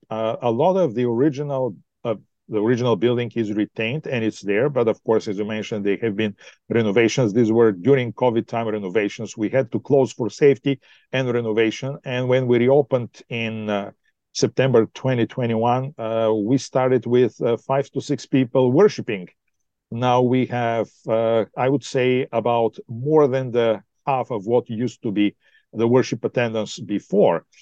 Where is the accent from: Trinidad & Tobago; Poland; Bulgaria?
Bulgaria; moved away as an adult; also born or lived in Australia / United States; now in Ontario, Canada; I'm originally from Bulgaria